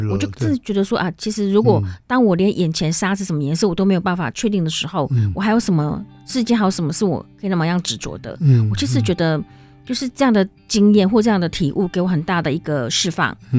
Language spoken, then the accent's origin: Chinese; Taiwan; moved away as an adult; also born or lived in Sahara; now in Morocco; 我虽然说是台湾出生长大，但是我一大部分时间都都没有在台湾，就是成年之后